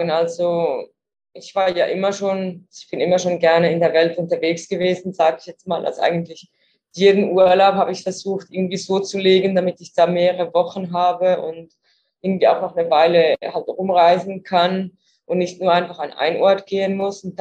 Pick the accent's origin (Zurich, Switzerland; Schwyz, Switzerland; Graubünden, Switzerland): Zurich, Switzerland; ich komme ursprünglich aus der Schweiz, aus Zürich